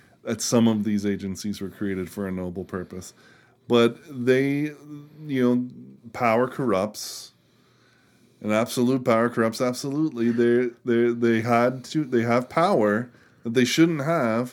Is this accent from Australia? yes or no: no; Miami, Florida, United States; Which is where I'm from.